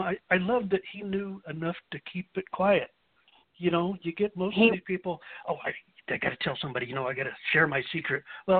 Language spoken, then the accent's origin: English; Kansas, United States; that's a part way to where I used to live. I come from Kansas originally, so kind of neighbors.